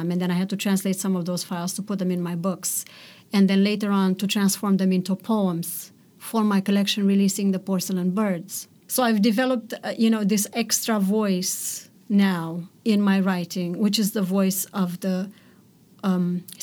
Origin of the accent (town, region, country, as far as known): Romania; born or raised there; first language Romanian; English is a second language; moved away